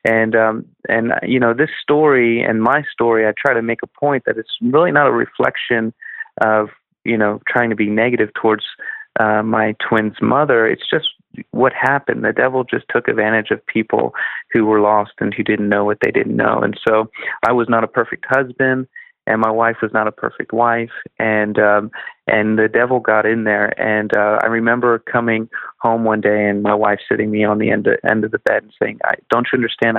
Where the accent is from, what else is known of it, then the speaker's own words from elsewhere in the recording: Philadelphia, Pennsylvania, United States; I'm from Philly